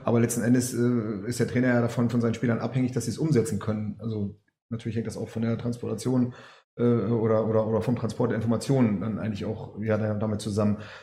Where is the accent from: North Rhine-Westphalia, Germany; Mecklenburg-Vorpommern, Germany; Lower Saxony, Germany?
Lower Saxony, Germany; Cuxhaven; ich komme aus Cuxhaven